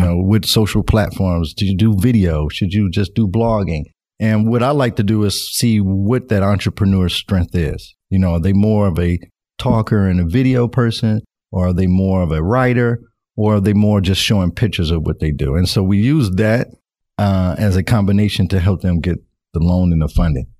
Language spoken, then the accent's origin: English; Nashville, Tennessee, United States; moved away as an adult; now in Northwest Arkansas, United States; I'm originally from Nashville, Tennessee, and I moved to Northwest Arkansas about three, four years ago